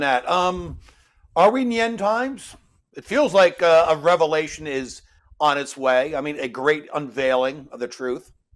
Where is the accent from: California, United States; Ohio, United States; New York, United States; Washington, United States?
New York, United States; I'm a New Yorker